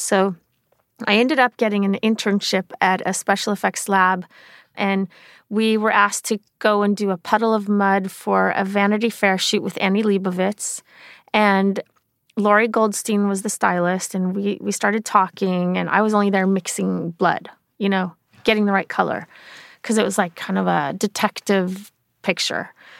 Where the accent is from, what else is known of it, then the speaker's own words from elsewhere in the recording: Sweden; moved away; I grew up in Sweden